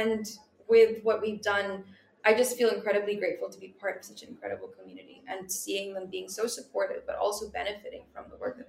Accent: Philippines; Communities in the Philippines are very small. So everyone knows each other.

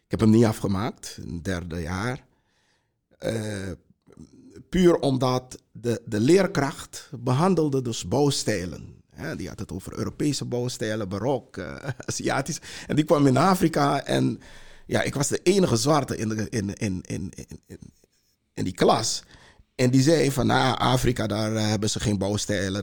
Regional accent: Para, Suriname; now in Netherlands; ik heb een eh, groot deel van mijn jeugd in Suriname eh, doorgebracht. Daar, kom uit een, een, een, vroegere plantage in eh, Suriname

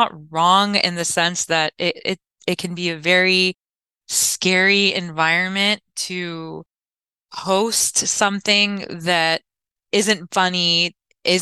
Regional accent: Orange County, California, United States; I'm from Orange County, California

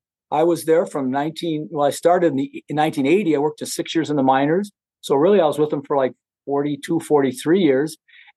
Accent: St. Paul, Minnesota, United States; I'm very happy to thank you for saying I'm from St. Paul, Minnesota.

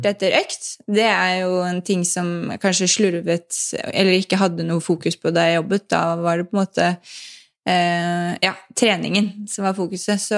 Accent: Lommedalen, Akershus, Norway; og jeg vokste opp i Lommedalen eh, med en veldig sporty familie

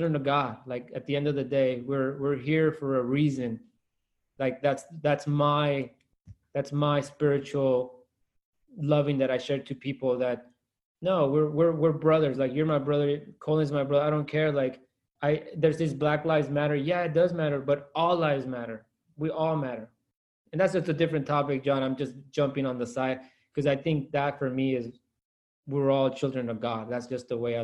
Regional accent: Salinas, California, United States; That Salinas is my hometown

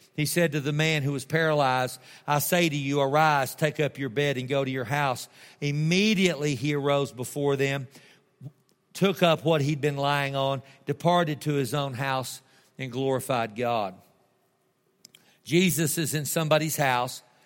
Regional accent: Tulia, Texas, United States; I'm from Tulia

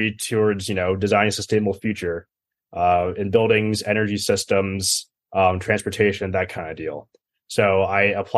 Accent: Ridgefield, Connecticut, United States; moved away as an adult; also born or lived in Los Angeles, California / Colorado Springs, Colorado; I'm originally from Ridgefield, Connecticut

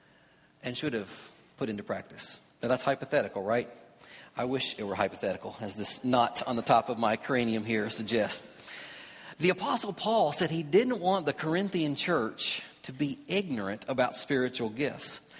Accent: Kentucky, United States; where I grew up in Kentucky

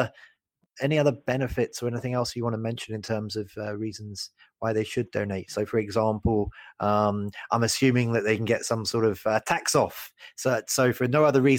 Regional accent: United Kingdom; as a Brit

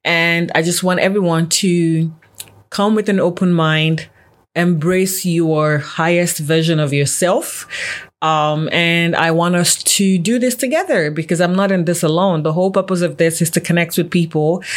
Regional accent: Nigeria; now in Canada; I'm Nigerian born, but I've been in Canada for a very long time now.

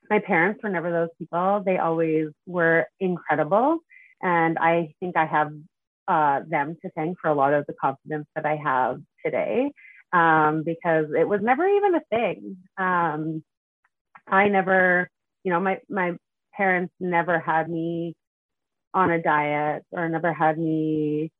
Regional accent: Prince Albert, Saskatchewan, Canada; I grew up in Prince Albert, Saskatchewan. I lived there until I was 19, and then I moved to Saskatoon to go to university

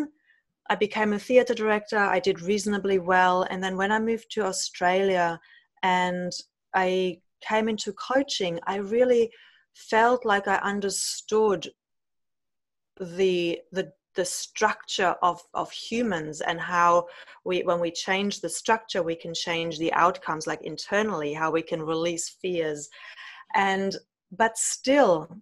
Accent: Germany; growing up in Germany with parents who've grown up in the post-war

